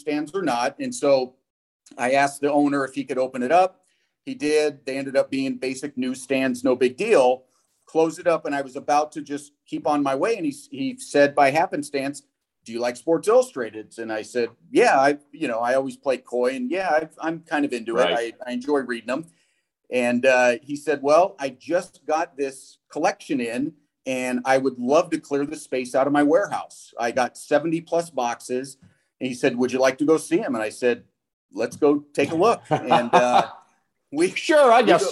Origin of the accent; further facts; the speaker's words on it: San Francisco Bay Area, California, United States; I grew up in the San Francisco Bay Area